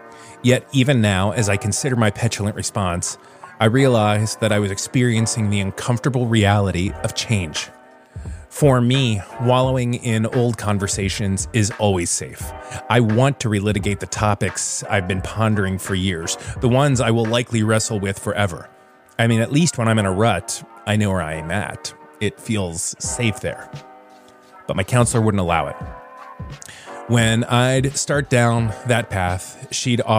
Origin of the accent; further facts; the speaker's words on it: Florida, United States; now in Virginia, United States; my home state of Florida, where everything is always green